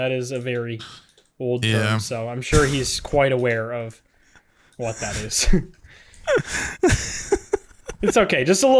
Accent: Canada; you can buy it as a Canadian

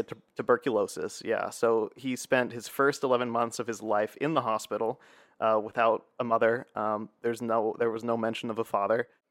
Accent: United States; also born or lived in Essen, Germany; as an American

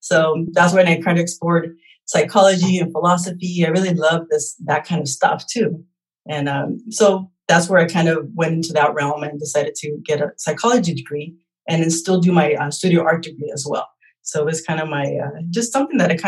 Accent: Torrance, California, United States; I was born here in California, in Torrance, California.

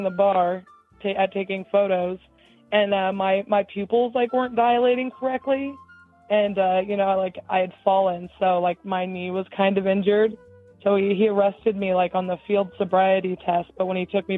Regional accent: Kansas, United States; I'm from Kansas

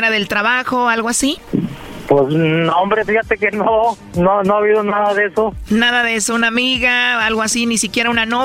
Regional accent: El Salvador; accent: Central American; Soy salvadoreña.

